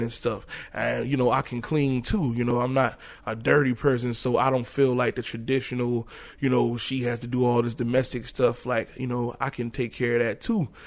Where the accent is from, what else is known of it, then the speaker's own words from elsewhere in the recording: New York, United States; moved away as an adult; also born or lived in Florida; I'm coming from New York